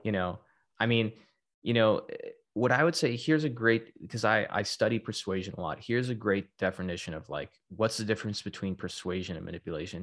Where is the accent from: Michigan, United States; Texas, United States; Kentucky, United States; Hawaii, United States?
Texas, United States; also born or lived in Florida / Silicon Valley; now in Southern California, United States; I'm originally from Texas, but I was living in Florida